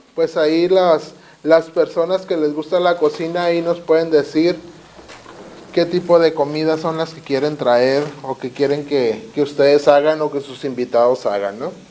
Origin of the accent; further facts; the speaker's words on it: Tijuana, Baja California, Mexico; Yo soy nacido aquí de Tijuana